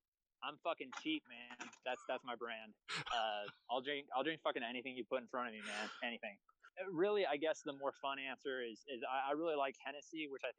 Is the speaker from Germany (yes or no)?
no; Abilene, Texas, United States; I'm from West Texas, man. I'm from a random town called Abilene, Texas. I grew up a fucking Cowboys fan.